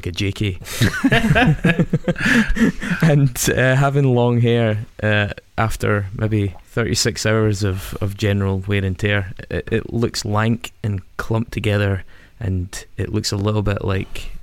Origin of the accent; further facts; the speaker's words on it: Stirling, Scotland, United Kingdom; I come from Stirling